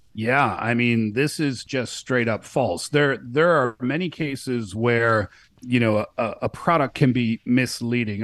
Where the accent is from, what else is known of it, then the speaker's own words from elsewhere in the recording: Canada; now in China; I'm from Canada